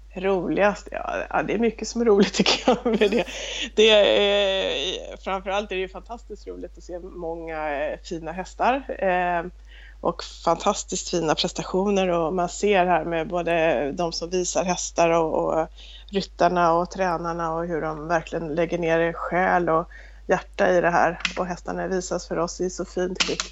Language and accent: Swedish; Stockholm, Stockholm County, Sweden; moved away as an adult; now in Småland, Sweden; jag kommer ursprungligen från Stockholm men har bott här nere, nu är det snart 25 år som jag bott på den här gården.